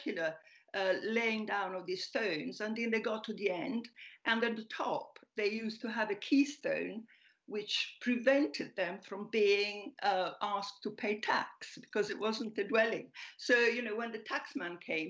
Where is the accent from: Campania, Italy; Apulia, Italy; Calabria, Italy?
Apulia, Italy; also born or lived in Milan; now in London, United Kingdom; I was born in Puglia, but I moved away first to Milan and then to London